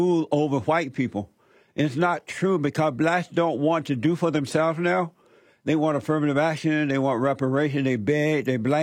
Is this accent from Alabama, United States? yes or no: yes; Alabama, United States; I grew up in Alabama. I grew up under the Jim Crow law